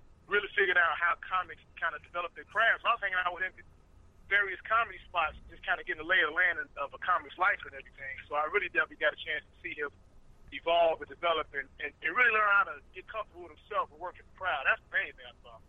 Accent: Chicago, Illinois, United States; I'm from Chicago. I really am from Chicago, not a suburb.

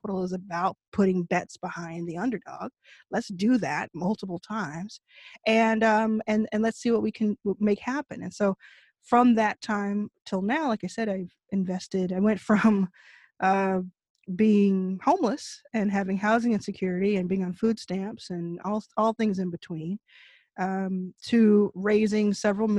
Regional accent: Texas, United States; I grew up in Texas.

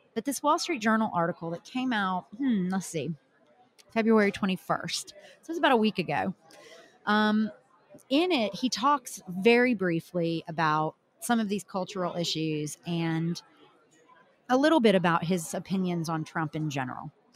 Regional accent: the South, United States; as a Southerner

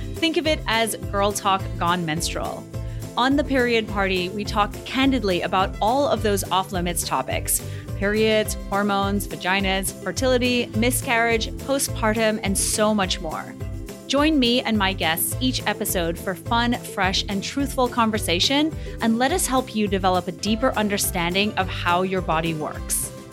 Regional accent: Antigua & Barbuda; I come from Antigua in the Caribbean, and it's a culture where everyone drinks

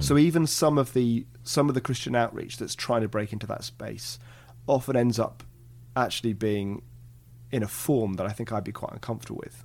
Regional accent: England, United Kingdom; I come from England

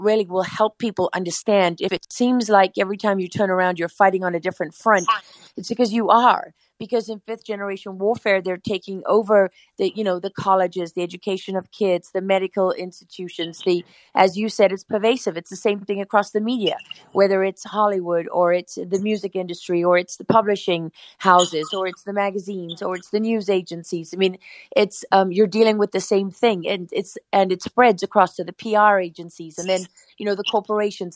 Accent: South Africa; I'm South African

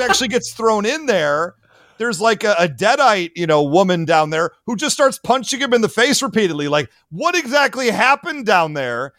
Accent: Michigan, United States; my home state of Michigan

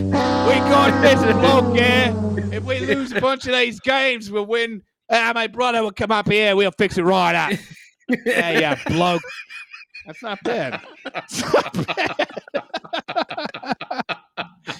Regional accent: New Jersey, United States; I am from New Jersey

